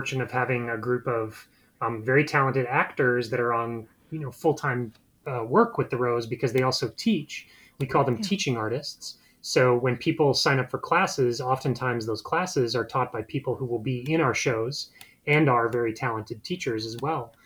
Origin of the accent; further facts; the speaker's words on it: outside of Chicago, Illinois, United States; moved away as an adult; also born or lived in North Carolina / Minneapolis; I grew up outside of Chicago